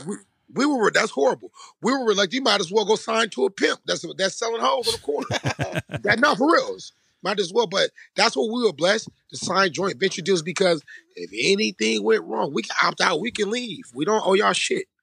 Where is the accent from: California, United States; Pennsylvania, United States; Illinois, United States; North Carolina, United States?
California, United States; Vallejo; I'm from Vallejo. We all from the same city